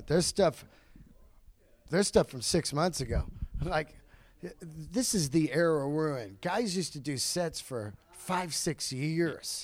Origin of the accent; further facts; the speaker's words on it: Bay Area, California, United States; growing up in the Bay Area